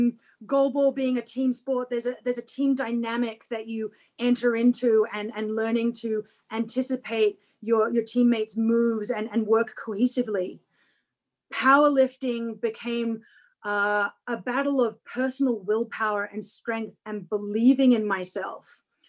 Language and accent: English; Canada; then in Canada excelled in javelin, ironically, javelin isn't a Paralympic event. Discus is. So now as a Canadian Paralympian and discus thrower